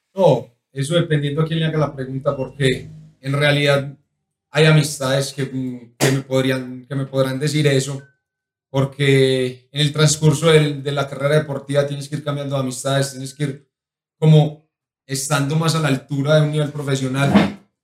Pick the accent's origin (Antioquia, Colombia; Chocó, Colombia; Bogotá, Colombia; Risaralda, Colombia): Antioquia, Colombia; La Ceja; moved away; also born or lived in United Arab Emirates; me gusta mi tierra, me gusta Colombia